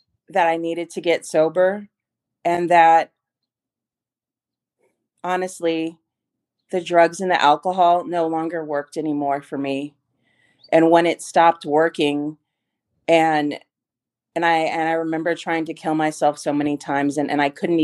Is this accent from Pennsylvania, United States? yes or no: no; San Antonio, Texas, United States; I grew up here in Texas in San Antonio